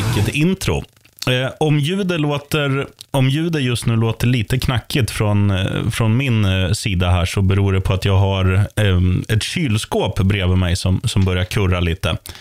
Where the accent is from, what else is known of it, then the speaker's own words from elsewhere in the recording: Eskilstuna, Södermanland, Sweden; i min hemstad, Eskilstuna